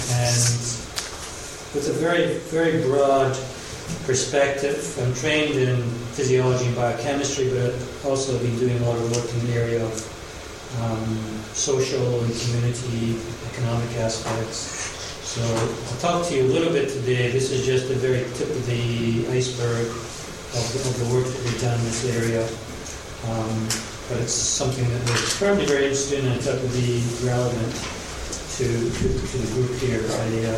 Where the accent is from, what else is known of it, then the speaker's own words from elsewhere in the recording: Glasgow, Scotland, United Kingdom; now in Los Angeles, United States; I'm from Glasgow originally, and it was really terrible. I lost my accent a long time ago. Very sad. Try and bring it back on. But I've been living in the U.S. for 20 years, Los Angeles for 12 years.